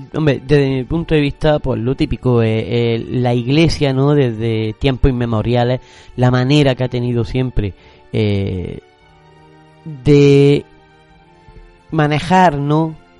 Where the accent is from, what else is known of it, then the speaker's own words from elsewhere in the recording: Granada, Andalusia, Spain; como los granadinos lo, conocemos